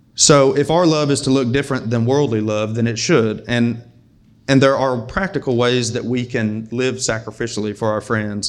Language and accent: English; United States; us as American Christians